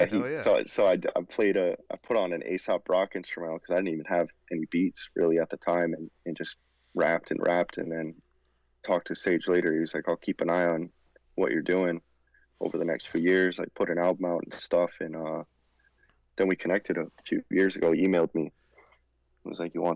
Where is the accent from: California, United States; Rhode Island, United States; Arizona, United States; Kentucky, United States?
Rhode Island, United States; we're both from Rhode Island